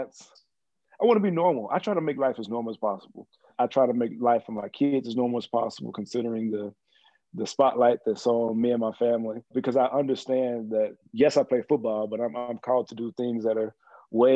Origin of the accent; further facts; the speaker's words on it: Mexia, Texas, United States; moved away; also born or lived in Arizona; I always tell folks we actually have more cattle than we have people in Mejia, Texas